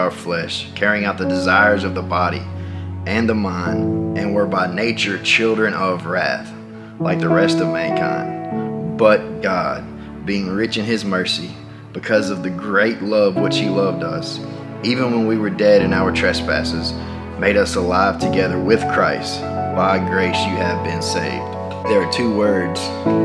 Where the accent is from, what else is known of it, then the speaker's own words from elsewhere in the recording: Tupelo, Mississippi, United States; I grew up in Tupelo, Mississippi.